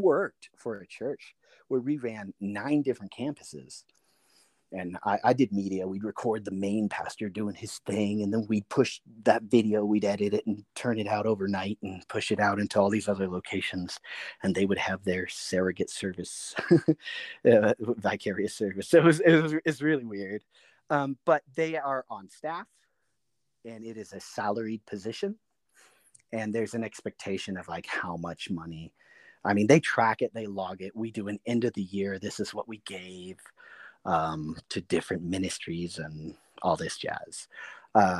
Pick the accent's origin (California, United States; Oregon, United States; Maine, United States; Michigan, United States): California, United States; Silicon Valley; moved away; also born or lived in Illinois / East Coast; I grew up in the Silicon Valley